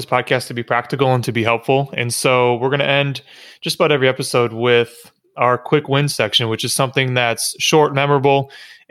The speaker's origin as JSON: {"language": "English", "region": "Michigan", "country": "United States", "tie": "born or raised there", "moved": "as an adult", "said": "I grew up in Michigan playing baseball"}